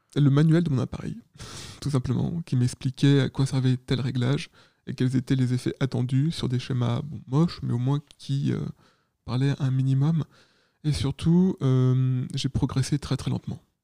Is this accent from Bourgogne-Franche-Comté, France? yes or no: no; Paris region, Île-de-France, France; also born or lived in Caen; je viens de région parisienne.